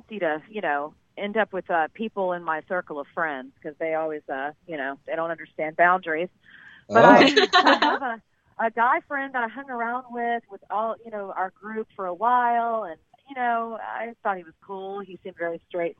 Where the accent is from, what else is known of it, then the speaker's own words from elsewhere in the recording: Texas, United States; I'm a Texan.